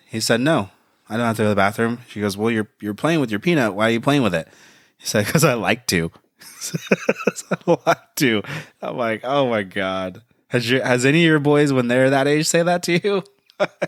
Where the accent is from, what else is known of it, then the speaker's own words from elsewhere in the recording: United States; I'm American. I love America